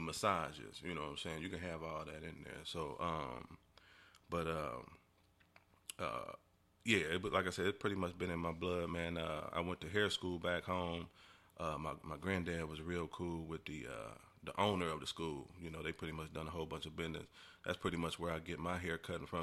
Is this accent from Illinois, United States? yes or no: yes; Decatur, Illinois, United States; moved away as an adult; now in Louisville, United States; born and raised in Illinois, man. Been down here in Louisville for about, hmm, going on about thirteen years.